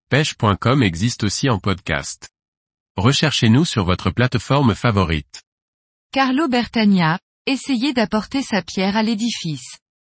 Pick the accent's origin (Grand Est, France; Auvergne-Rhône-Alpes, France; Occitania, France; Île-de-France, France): Grand Est, France; Metz; je suis de Metz en Moselle, est de la France